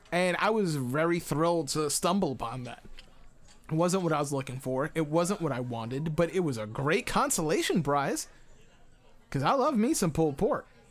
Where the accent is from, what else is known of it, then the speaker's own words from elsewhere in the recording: United States; I'm just American